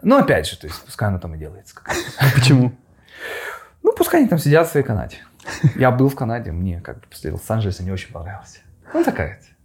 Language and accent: Russian; Khabarovsk, Khabarovsk Krai, Russia; moved away; я из Хабаровска